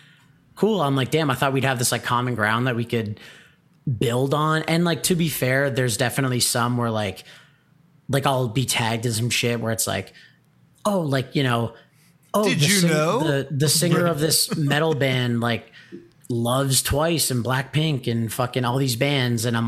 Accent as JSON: {"language": "English", "town": "Hamilton", "region": "Ontario", "country": "Canada", "tie": "born or raised there", "said": "we're from Hamilton, like the Hamilton scene was fucking crazy."}